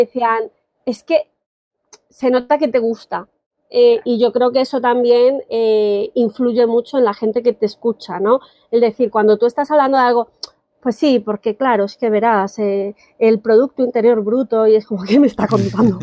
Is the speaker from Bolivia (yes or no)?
no; Colombia; moved away as an adult; now in Spain; soy colombiana, ¿vale? Llevo 18 años y medio por aquí